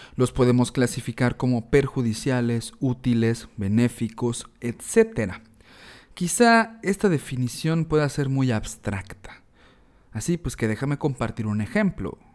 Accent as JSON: {"language": "Spanish", "country": "Mexico", "said": "reflexionándonos como mexicanos, eh, reflexionando nuestra identidad"}